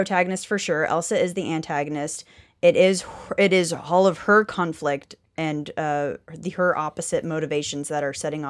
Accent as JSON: {"language": "English", "country": "Canada", "said": "you say that because I'm Canadian, Brian?"}